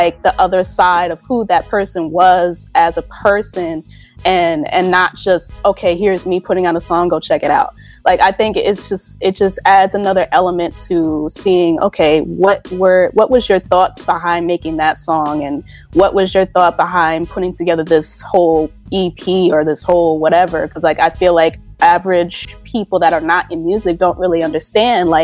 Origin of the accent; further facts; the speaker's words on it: New York City, New York, United States; I'm coming from New York, Jamaica, Queens, to be exact, born and raised